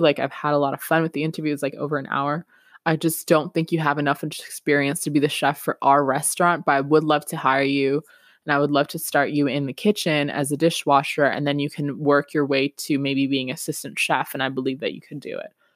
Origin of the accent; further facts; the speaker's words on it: Peru; English is a second language; now in Canada; I'm from Peru originally